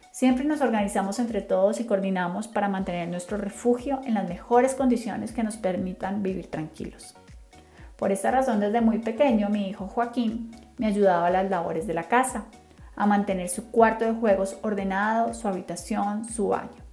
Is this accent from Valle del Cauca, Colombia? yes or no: yes; Cali, Valle del Cauca, Colombia; Soy colombiana, nací en Cali, así que soy caleña 100% de corazón